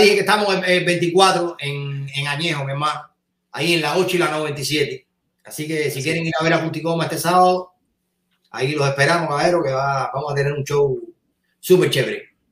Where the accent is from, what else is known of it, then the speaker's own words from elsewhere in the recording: Cuba; moved away as an adult; also born or lived in California; somos nosotros los cubanos